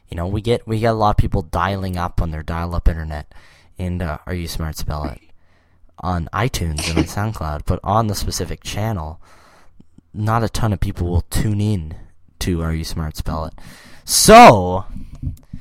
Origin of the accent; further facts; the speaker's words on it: Canada; we're from the Great White North